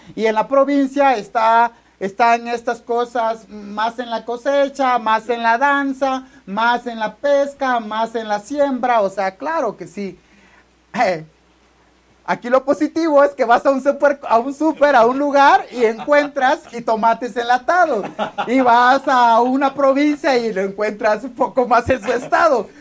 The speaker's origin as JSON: {"language": "Spanish", "region": "Oaxaca", "country": "Mexico", "said": "De la playa nudista de Cipolite, de Puerto Ángel, de Huatulco, de por ahí soy yo"}